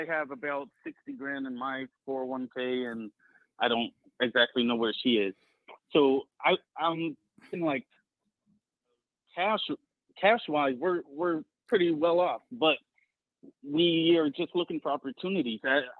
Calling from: Atlanta, Georgia, United States; Hi, I'm …. I'm currently living in the Atlanta area.

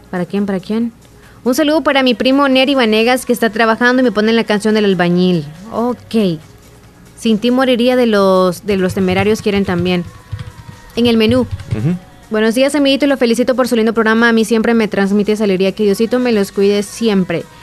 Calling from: Poloros, La Unión, El Salvador; Hola, quiero la canción de …, …. … de Poloros.

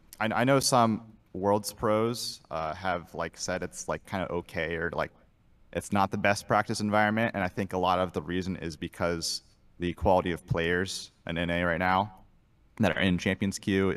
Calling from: Fort Wayne, Indiana, United States; Fort Wayne, Indiana.

